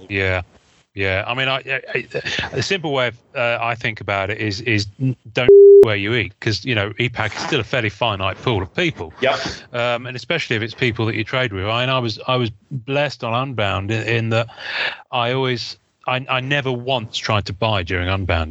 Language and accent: English; England, United Kingdom; I'm English